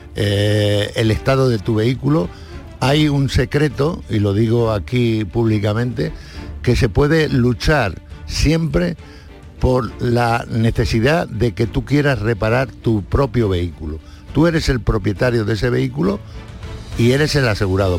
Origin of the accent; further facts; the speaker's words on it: Madrid, Community of Madrid, Spain; moved away; la mayoría de mi familia vive allí, en Madrid, soy madrileño